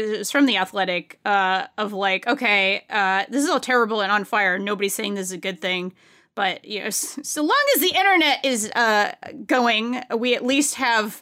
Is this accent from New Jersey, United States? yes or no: no; Rhode Island, United States; I'm from Rhode Island